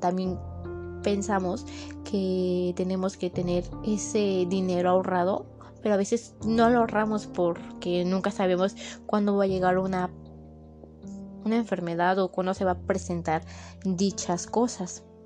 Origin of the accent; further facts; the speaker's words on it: Mexico; los mexicanos que somos